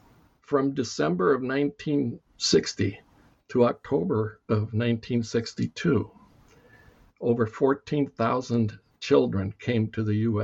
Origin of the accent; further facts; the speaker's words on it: Cuba; born there; The short version is that I was born in Cuba in 1950.